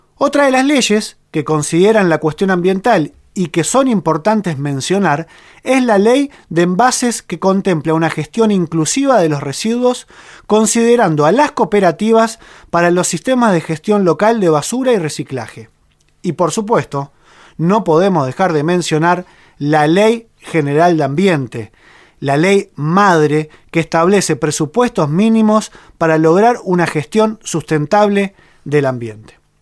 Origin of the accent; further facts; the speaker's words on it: Argentina; en nuestro país existe un precedente. Aquí en Argentina